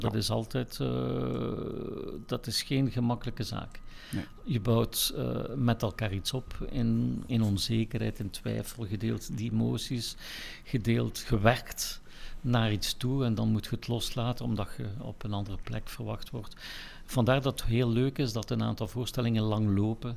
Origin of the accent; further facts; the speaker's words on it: Ghent, Flanders, Belgium; ik ben in Gent geboren, ik ben erin opgegroeid